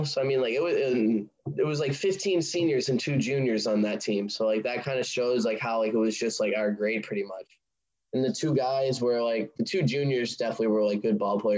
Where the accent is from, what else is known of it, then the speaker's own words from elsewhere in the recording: Sandwich, Massachusetts, United States; I'm from Sandwich